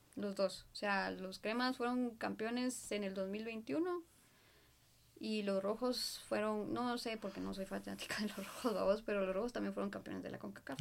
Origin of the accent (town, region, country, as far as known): Guatemala